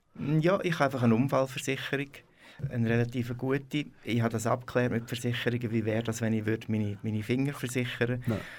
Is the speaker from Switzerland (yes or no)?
yes; Möriken, Aargau, Switzerland; also born or lived in Brugg; ich bin einfach im Spital in Bruck geboren. Äh, aufgewachsen bin ich in Möriken, Möriken bei Lenzburg